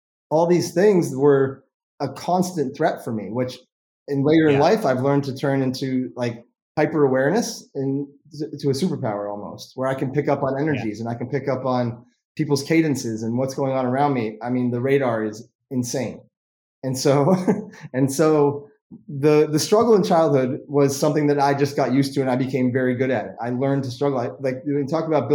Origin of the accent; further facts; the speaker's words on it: Vermont, United States; I was born in Vermont, and you know, growing up in that childhood experience, I was, you know, playing tennis every day all summer, playing golf, skiing all winter